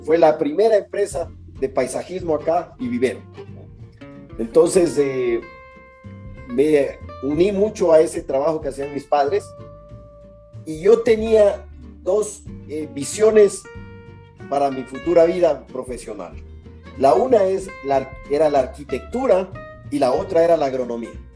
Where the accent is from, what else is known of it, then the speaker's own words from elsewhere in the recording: Guayaquil, Guayas, Ecuador; also born or lived in Quito, Ecuador; Pues yo nací en Quito en el año 1954. Eh, a los pocos meses realmente de, nacido, mi familia decidió trasladarse a vivir a Guayaquil. Y en Guayaquil iniciamos pues nuestra vida allá